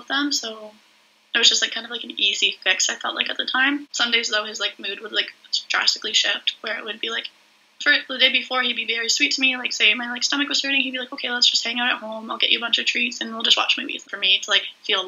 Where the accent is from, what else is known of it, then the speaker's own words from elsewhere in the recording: Whitby, Ontario, Canada; also born or lived in Peterborough, Ontario; I'm from Whitby, Ontario